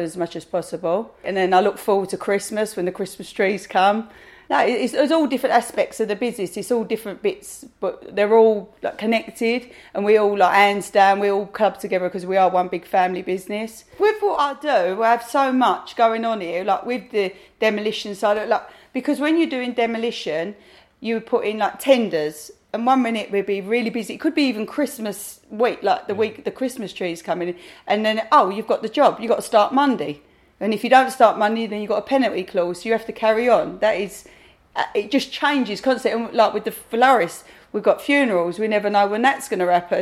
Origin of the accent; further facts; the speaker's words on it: London, United Kingdom; also born or lived in Plaistow; I was born in Plaistow, grew up in Manor Park, married someone from Manor Park. I was 9 when I moved here.